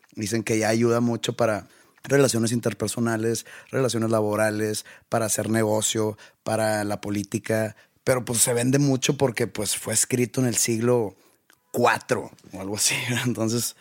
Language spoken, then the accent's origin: Spanish; Monterrey, Nuevo León, Mexico; soy de aquí de Monterrey